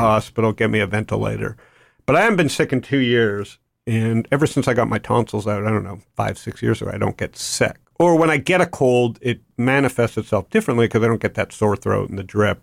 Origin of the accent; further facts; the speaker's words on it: Toronto, Ontario, Canada; I grew up in Toronto